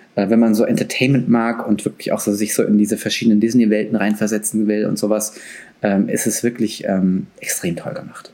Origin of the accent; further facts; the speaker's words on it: Frankfurt, Hesse, Germany; Ich bin Frankfurter, ich kann auch babbeln.